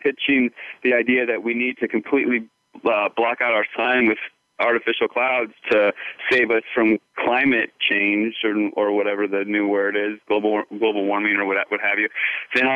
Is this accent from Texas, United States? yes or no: no; just outside D.C., Northern Virginia, United States; moved away as an adult; also born or lived in California / Vancouver, Canada; now in Sedona, United States; I grew up on the East Coast, just outside D.C.